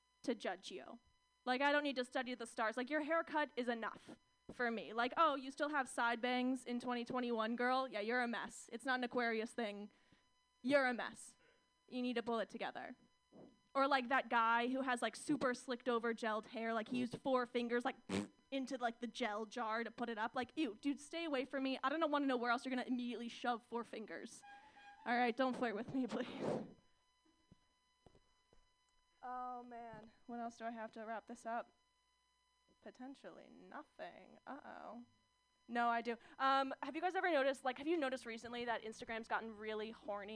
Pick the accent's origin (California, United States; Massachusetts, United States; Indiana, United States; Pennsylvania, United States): California, United States; Orange County; moved away; growing up in Orange County.